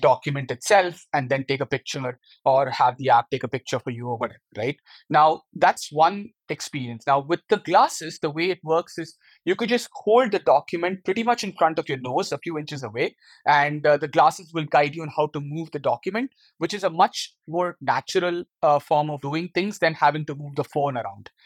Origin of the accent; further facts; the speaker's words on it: India; moved away as an adult; now in Netherlands; my hometown in India